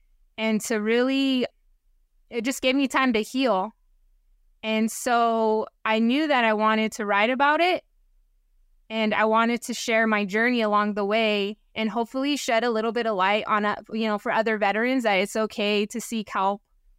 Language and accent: English; Washington, United States; But then also, I'm from Washington, and my family lives in Washington.